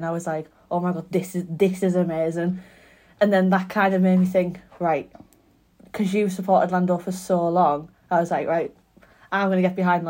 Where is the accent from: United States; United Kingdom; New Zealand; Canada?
United Kingdom; Teesside, North East England; I'm 22, also from sunny Teesside.